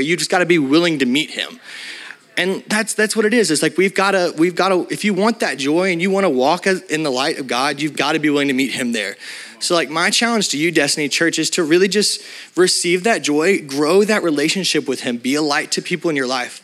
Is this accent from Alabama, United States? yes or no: yes; Alabama, United States; I'm from Alabama